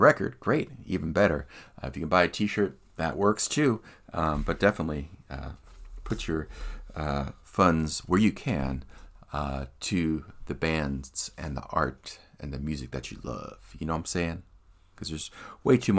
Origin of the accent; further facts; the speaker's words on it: Philadelphia, Pennsylvania, United States; moved away; Philadelphia, my hometown. And yeah, I grew up seeing them in the punk scene in Philly